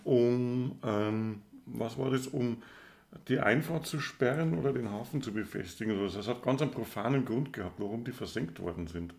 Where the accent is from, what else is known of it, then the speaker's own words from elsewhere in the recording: Southern Germany, Germany; als Süddeutscher